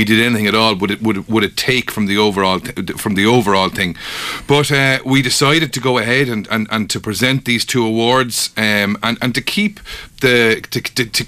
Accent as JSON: {"language": "English", "town": "Limerick", "region": "Munster", "country": "Ireland", "tie": "born or raised there", "moved": "as an adult", "lives_now": "Kilkenny, Ireland", "said": "I didn't grow up here. I grew up in Limerick, and I moved here 15 years ago"}